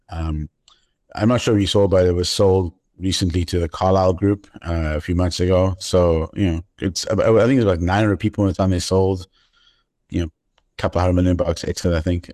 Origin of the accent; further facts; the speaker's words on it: East London, Eastern Cape, South Africa; moved away as an adult; also born or lived in Johannesburg; my hometown, East London